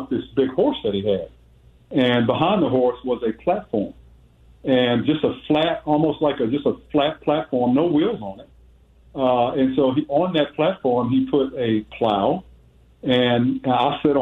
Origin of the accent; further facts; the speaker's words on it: Washington, District of Columbia, United States; I was born and raised in Southeast Washington, D.C., inner city neighborhood